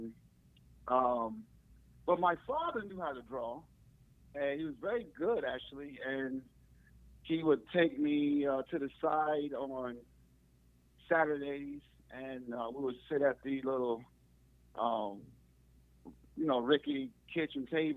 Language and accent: English; Chicago, Illinois, United States; I grew up in the Robert Taylor Homes in Chicago